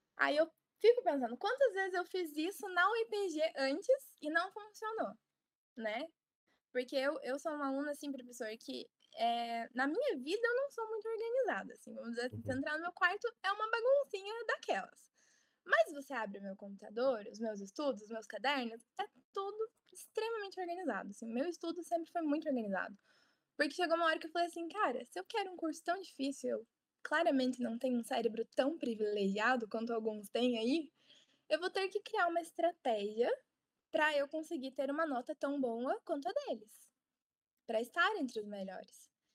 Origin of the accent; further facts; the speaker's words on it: Ponta Grossa, Paraná, Brazil; moved away as an adult; now in Curitiba, Brazil; Eu sou de Ponta Grossa, Paraná, e meu objetivo era ter passado na Universidade Estadual de Ponta Grossa